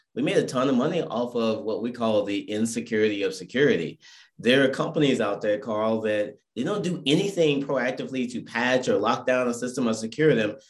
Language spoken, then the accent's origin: English; Irvine, California, United States; I'm from Irvine, California.